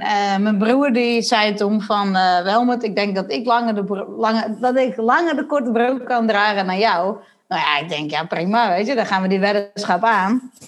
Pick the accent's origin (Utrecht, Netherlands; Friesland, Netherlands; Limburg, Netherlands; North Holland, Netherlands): Friesland, Netherlands; Sondel; ik ben, eh, geboren in Sondel. Dat ligt vlakbij Lemmer in Friesland. En, eh, ik ben ge-, groot geworden in een gezin met, eh, nog twee zussen en nog één broer